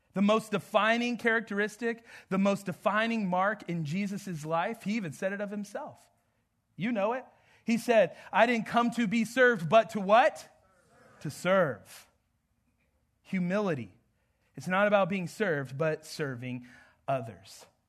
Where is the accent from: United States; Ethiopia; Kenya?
United States; Southwest; moved away; I'm from the Southwest, but I am not from the South here